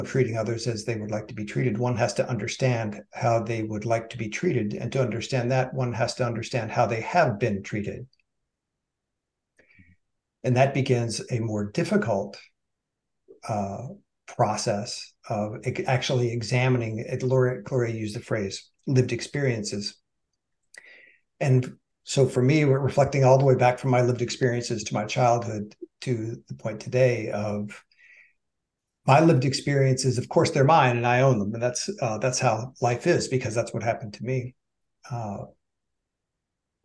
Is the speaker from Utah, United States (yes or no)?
no; Southwest Virginia, United States; I grew up in Southwest Virginia, middle-class